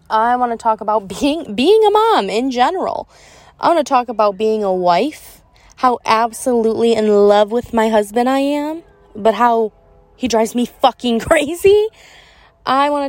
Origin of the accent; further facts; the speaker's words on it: Michigan, United States; I'm from Michigan